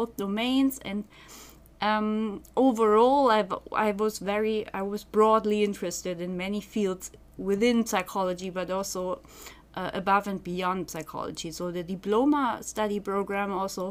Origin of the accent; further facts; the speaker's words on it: Germany; moved away as an adult; also born or lived in Göttingen; now in Groningen, Netherlands; I'm from Germany, so I studied psychology in Germany